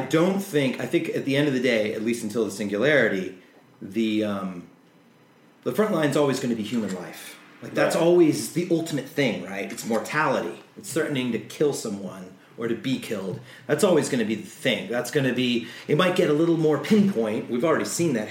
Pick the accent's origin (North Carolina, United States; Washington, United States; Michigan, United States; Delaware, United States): Washington, United States; Seattle; born or raised there; now in New York, United States